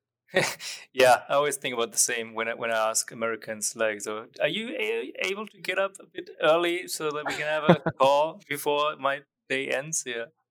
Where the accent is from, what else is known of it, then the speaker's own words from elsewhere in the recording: Nuremberg, Bavaria, Germany; moved away as an adult; I went back to Germany and they opened up an office near my hometown, Nuremberg